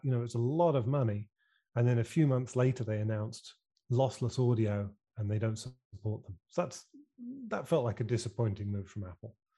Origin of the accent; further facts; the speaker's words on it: United Kingdom; accent: British; my funny British accent